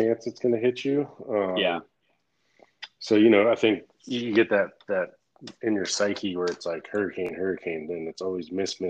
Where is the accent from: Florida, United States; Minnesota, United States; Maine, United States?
Florida, United States; also born or lived in Virginia; I grew up in Florida, so we got the hurricanes